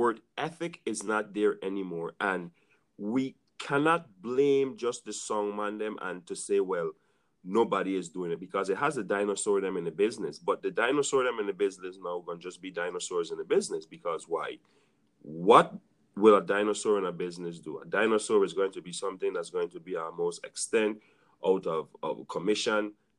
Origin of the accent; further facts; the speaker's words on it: U.S. Virgin Islands; I could only talk coming from the Virgin Islands, born and raised in the Virgin Islands.